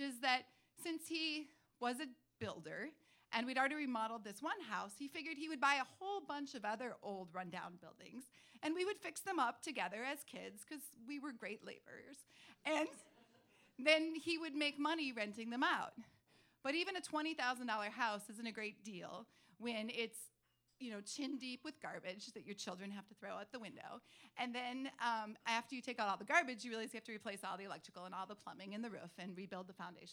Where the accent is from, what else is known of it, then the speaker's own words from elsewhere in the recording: Duluth, Minnesota, United States; I grew up in Duluth in northern Minnesota